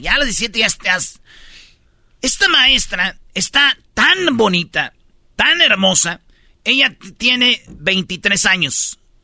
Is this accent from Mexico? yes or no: yes; Michoacán, Mexico; mi maestra, güey, de quinto grado, allá en, en Michoacán, en mi pueblo